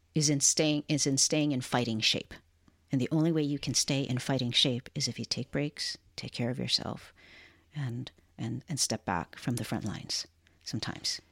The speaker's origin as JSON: {"language": "English", "region": "Hawaii", "country": "United States", "tie": "born or raised there", "moved": "yes", "lives_now": "Portland, United States", "said": "Sienna and I were born and raised in Hawaii"}